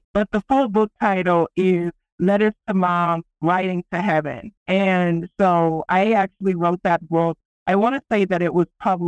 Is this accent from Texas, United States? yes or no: yes; Texas, United States; now in Colorado, United States; I'm from Texas